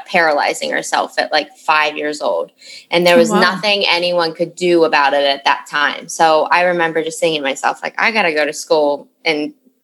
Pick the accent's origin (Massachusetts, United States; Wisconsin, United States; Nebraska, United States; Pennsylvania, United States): Pennsylvania, United States; Western; moved away as an adult; also born or lived in Caribbean; I grew up in Western PA, so Pennsylvania